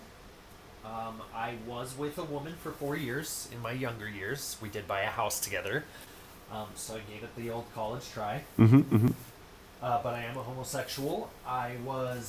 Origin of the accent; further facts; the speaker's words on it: United States; accent: American; As you can probably tell from my accent, I am American